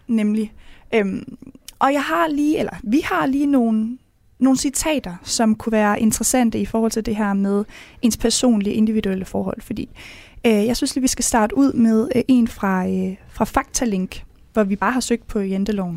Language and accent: Danish; Mors / Salling, North Denmark Region, Denmark; Jeg kommer fra Jentelovens højborg, hvis man kan sige det, mm. øh, oppe ved Mors deroppe, oppe ved Salling